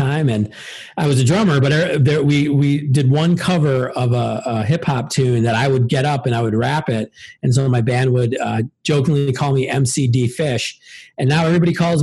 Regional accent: Milwaukee, Wisconsin, United States; now in Evanston, United States; Grew up on the south side of Milwaukee

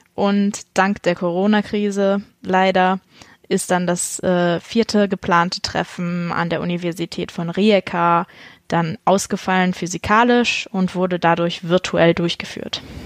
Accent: Buxtehude, Lower Saxony, Germany; Ich bin äh, in Niedersachsen zur Schule gegangen, auf die Halle-Pagen-Schule in Buxtehude

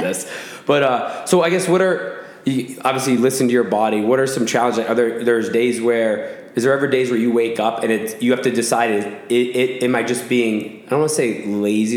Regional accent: Williamstown, Massachusetts, United States; I'm from Williamstown, Mass, which is like 40 minutes away from Albany

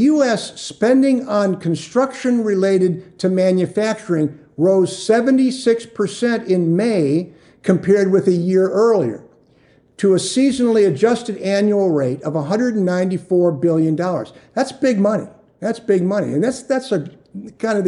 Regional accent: Chagrin Falls, Ohio, United States; moved away; also born or lived in Phoenix, Arizona; I grew up in Cleveland area, a place called Chagrin Falls, Ohio, and it's right in the Rust Belt

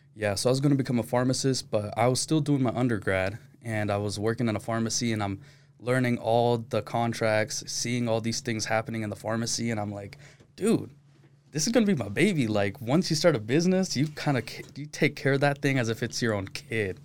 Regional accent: Utah, United States; Born and raised in Utah, but my parents are from Pakistan

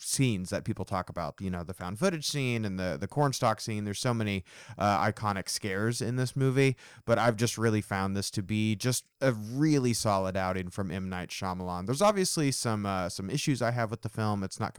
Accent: Indiana, United States; I'm from Indiana. I've mentioned that on the show. Indiana, corn is like the biggest, you know, crop that we have in the state.

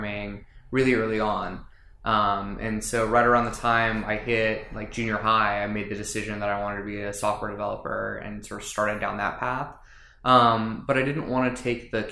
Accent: Los Angeles, California, United States; moved away as an adult; now in San Diego, United States; I grew up in Los Angeles, near Pasadena.

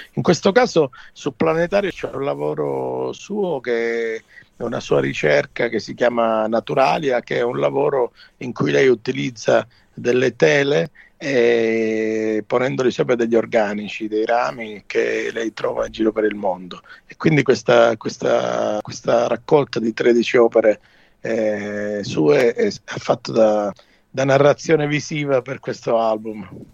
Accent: Calabria, Italy; sono un calabrese, guardo il Mediterraneo e canto nella mia lingua

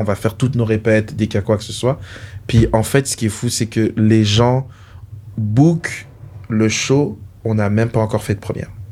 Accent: Paris, Île-de-France, France; now in Canada; je viens, je viens de Paris, de la France.

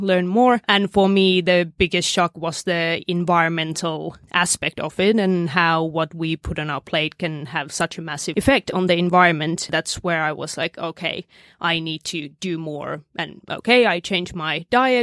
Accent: Finland; now in Australia; I'm originally from Finland.

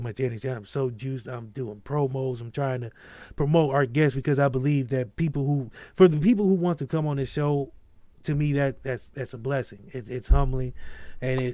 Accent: Akron, Ohio, United States; I grew up in Akron

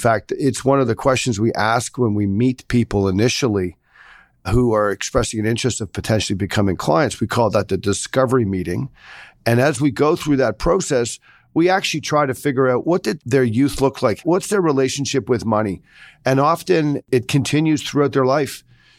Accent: Sri Lanka; also born or lived in Singapore / Australia; Well, I grew up in Sri Lanka, Singapore, and Australia.

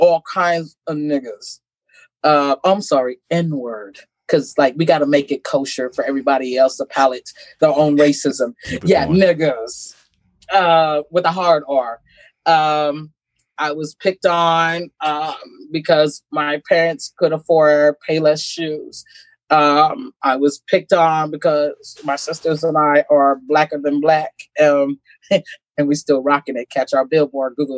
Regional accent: Terre Haute, Indiana, United States; also born or lived in Sierra Leone; I grew up in Terre Haute. My parents immigrated to the U.S. From Sierra Leone, West Africa

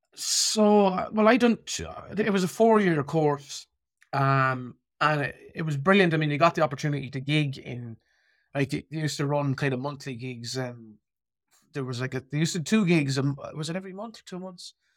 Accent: Birr, County Offaly, Ireland; I kinda remember growing up in Borough

